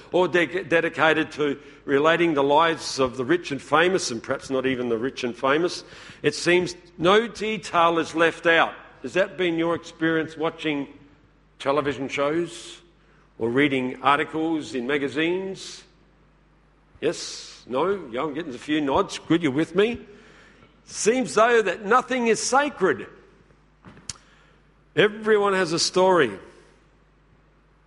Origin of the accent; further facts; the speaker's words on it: Woodside, South Australia, Australia; I come from the Adelaide Hills. Where did I grow up? in the little town of Woodside